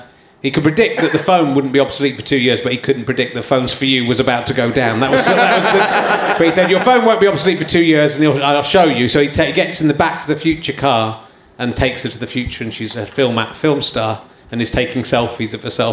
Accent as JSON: {"language": "English", "town": "Cheddar", "region": "South West England", "country": "United Kingdom", "tie": "born or raised there", "also_born_or_lived": "Yorkshire", "said": "I grew up in Somerset"}